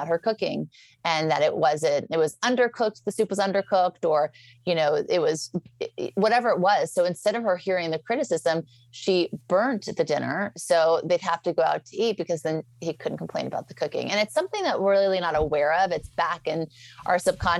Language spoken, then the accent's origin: English; Beverly Hills, California, United States; also born or lived in New Orleans; I grew up in Beverly Hills. Well, first I was raised in New Orleans and then Beverly Hills